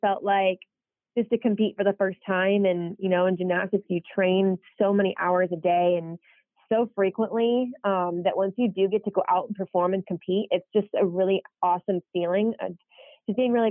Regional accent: DeWitt, Michigan, United States; moved away; growing up in DeWitt was overall really awesome

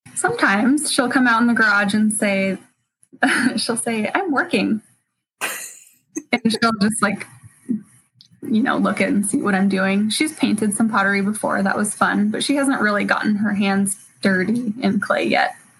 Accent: Spokane, Washington, United States; also born or lived in California; I grew up in Spokane, and then as soon as I graduated high school, I moved to California for college

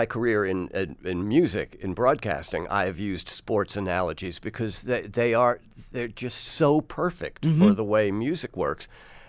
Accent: New York City, New York, United States; I grew up near Shea Stadium.

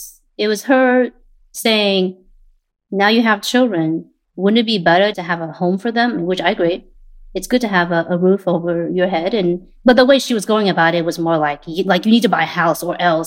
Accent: Portland, Oregon, United States; also born or lived in Vietnam; My second brother, me, and my parents came to Portland in 1995. I was 10 at the time.

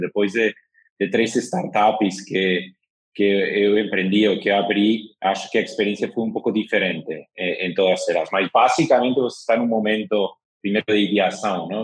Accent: Madrid, Community of Madrid, Spain; Portuguese is a second language; moved away as an adult; now in São Paulo, Brazil; sou de Madrid, espanhol, de 43 anos, mas moro aqui em São Paulo já faz dois anos

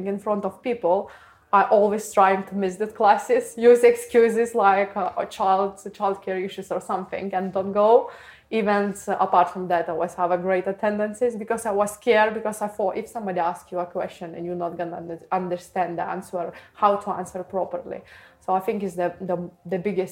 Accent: Lithuania; English is a second language; now in United Kingdom; The main struggle was language barrier, because I came from Lithuania and I still learning to be able to communicate right in English

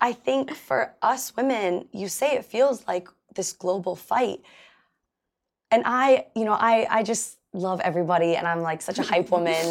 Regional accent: Los Angeles, California, United States; I grew up in Pacific Palisades

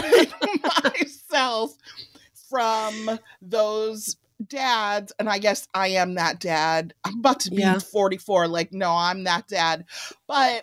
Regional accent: Evanston, Illinois, United States; I grew up in Evanston, which is a suburb just north of Chicago

